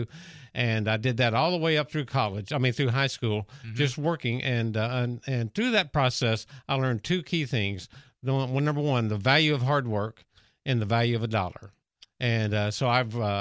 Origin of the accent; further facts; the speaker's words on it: Dallas, Texas, United States; I grew up in Dallas, Texas